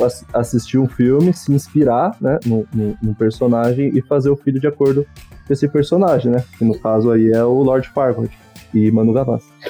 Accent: Ribeirão Pires, São Paulo, Brazil; eu era pequeno em Ribeirão Pires, na cidade onde eu cresci

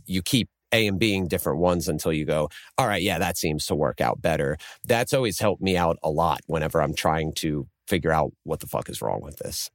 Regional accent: Lancaster, Pennsylvania, United States; I'm from Lancaster

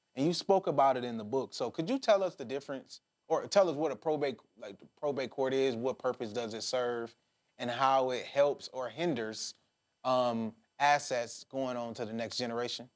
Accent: Detroit, Michigan, United States; I'm from Detroit

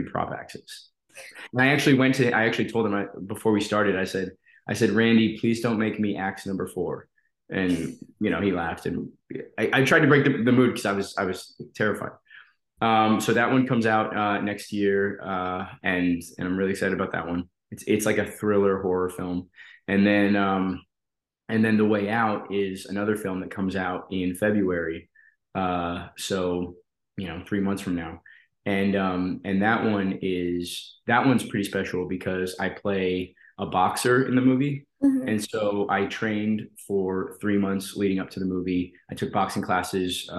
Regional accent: Colorado, United States; I grew up in Colorado

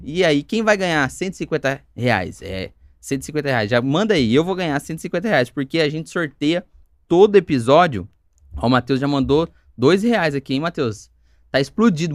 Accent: Campinas, São Paulo, Brazil; Eu nasci em Campinas também

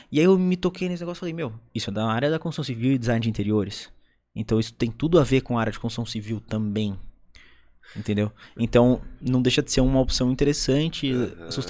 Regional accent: South Region, Brazil; eu sou do Sul

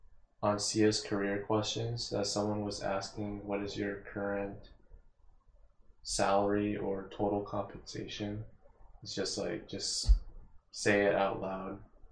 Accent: United States; I am growing up in America, which is in a very rich country

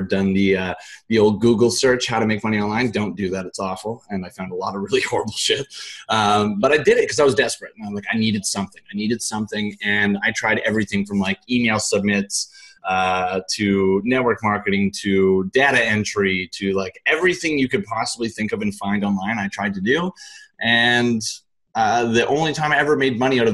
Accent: Richmond, British Columbia, Canada; I grew up in Richmond, British Columbia, in Canada

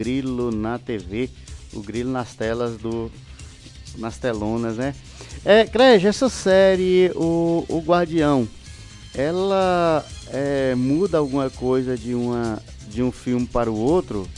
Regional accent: Montes Claros, Minas Gerais, Brazil; lá na minha região, lá em Montes Claros, na, na, na Zona Sul

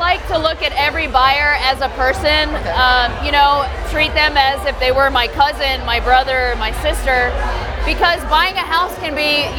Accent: Mexico City, Mexico; now in Houston, United States; Well, basically, I am from Mexico City.

